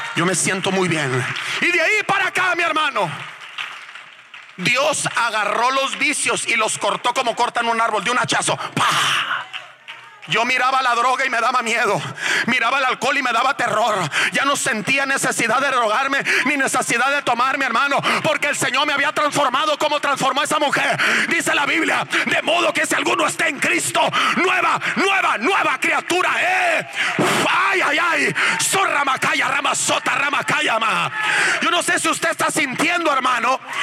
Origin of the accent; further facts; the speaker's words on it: Culiacán, Sinaloa, Mexico; moved away as an adult; also born or lived in La Paz; somos de Culiacán los dos